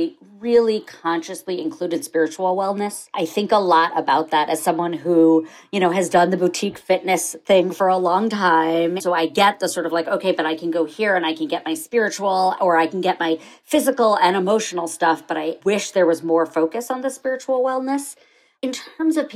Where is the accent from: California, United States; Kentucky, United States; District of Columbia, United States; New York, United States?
New York, United States; I grew up on the Upper East Side of New York